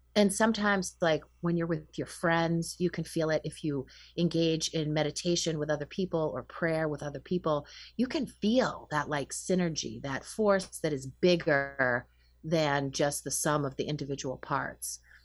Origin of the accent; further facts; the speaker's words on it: Winchester, Massachusetts, United States; I grew up in Winchester, Massachusetts